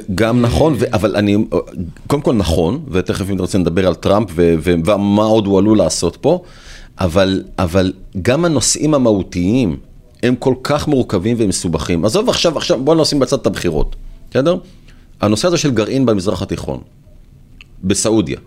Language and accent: Hebrew; Israel; לנו כישראלים